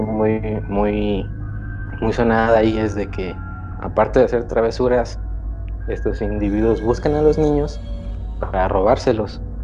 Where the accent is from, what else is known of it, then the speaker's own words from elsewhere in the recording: Yucatán, Mexico; yo soy de, de Yucatán. Soy yucateco.